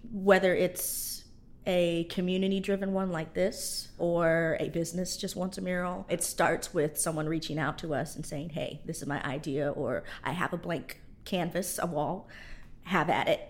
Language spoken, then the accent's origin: English; Indiana, United States; also born or lived in Georgia; now in Louisiana, United States; I'm from Indiana